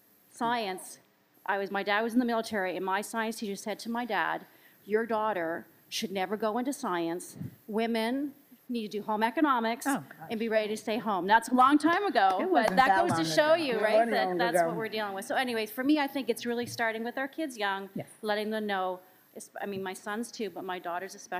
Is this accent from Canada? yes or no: yes; Canada; I'm actually from Canada